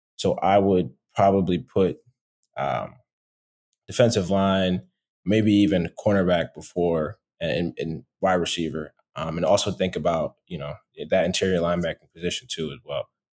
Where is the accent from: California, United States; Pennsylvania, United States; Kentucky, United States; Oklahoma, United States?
Pennsylvania, United States; Philadelphia; moved away as an adult; also born or lived in Boston; now in Atlanta, United States; I'm from Philadelphia originally